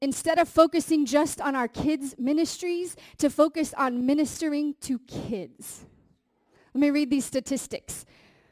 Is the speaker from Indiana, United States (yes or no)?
yes; Indiana, United States; I'm from Indiana